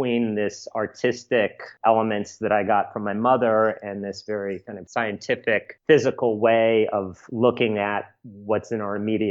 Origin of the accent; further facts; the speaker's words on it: New York City, New York, United States; also born or lived in Sag Harbor / Venice, California; I grew up primarily in the East Village in New York City